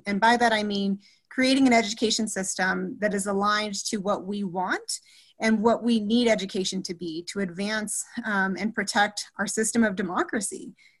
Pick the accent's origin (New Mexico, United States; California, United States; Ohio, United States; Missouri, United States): New Mexico, United States; So I was born and raised in New Mexico, and my family has deep New Mexico roots.